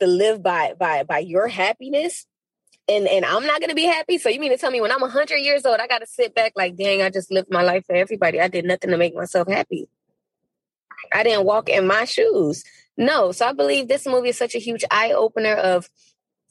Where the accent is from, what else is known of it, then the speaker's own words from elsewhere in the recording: Miami, Florida, United States; I grew up in the borderline of Little Haiti and Liberty City